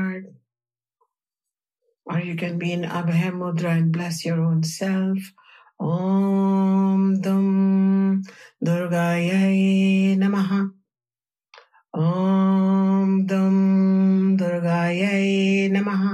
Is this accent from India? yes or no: yes; India; the culture that I grew up in India